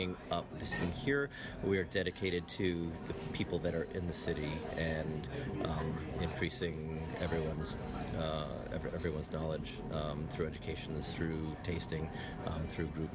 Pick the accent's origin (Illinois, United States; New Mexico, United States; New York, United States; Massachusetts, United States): Massachusetts, United States; Boston; now in Boston, United States; I am from Boston, Massachusetts.